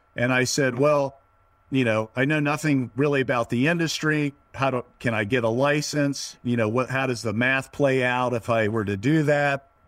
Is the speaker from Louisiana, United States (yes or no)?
no; Northern Virginia, United States; also born or lived in Prescott, Arizona; now in San Luis Obispo, United States; I'm originally, uh, born and raised in Northern Virginia, just outside of the D C Beltway.